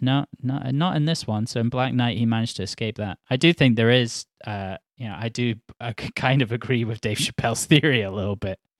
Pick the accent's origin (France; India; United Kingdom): United Kingdom; Edinburgh, Scotland; I'm from Edinburgh